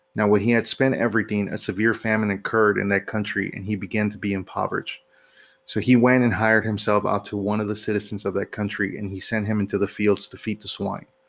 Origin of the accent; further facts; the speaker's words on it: Houston, Texas, United States; my hometown of Houston